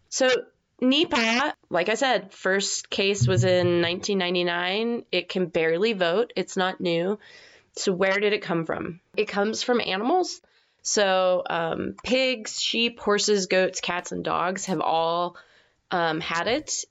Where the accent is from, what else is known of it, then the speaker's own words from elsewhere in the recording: United States; I'm American